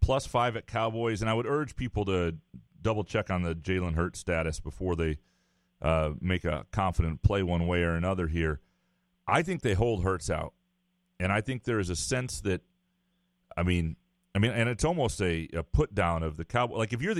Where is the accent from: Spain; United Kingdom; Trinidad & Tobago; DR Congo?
United Kingdom; In my household, we celebrate Boxing Day. You know, of course, being British and all.